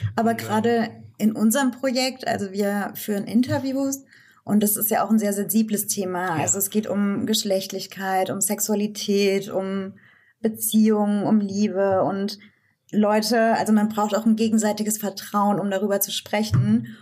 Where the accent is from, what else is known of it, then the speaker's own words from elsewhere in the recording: Rhön, near Fulda, Hesse, Germany; moved away as an adult; also born or lived in Marburg / Frankfurt; Ich bin in der Rhön geboren tatsächlich, also im ländlichen Raum um Fulda ja. und bin auch dort aufgewachsen